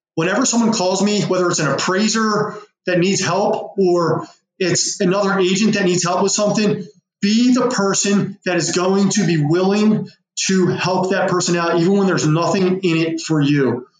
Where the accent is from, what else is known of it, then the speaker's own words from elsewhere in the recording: West Chester, Pennsylvania, United States; it was in my hometown where I live. And I will sell homes outside of that, but I target Westchester, Pennsylvania